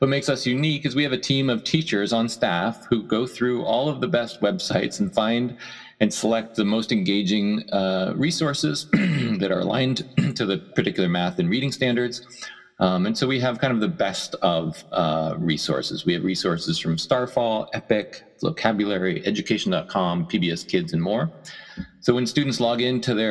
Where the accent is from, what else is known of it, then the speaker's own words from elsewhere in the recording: Erie, Pennsylvania, United States; also born or lived in Chicago; now in San Francisco, United States; I grew up in Erie, Pennsylvania